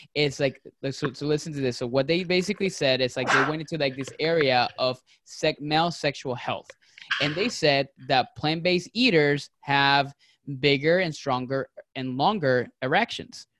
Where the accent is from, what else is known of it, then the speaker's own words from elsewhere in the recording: Venezuela; now in Tampa, United States; I'm originally from Venezuela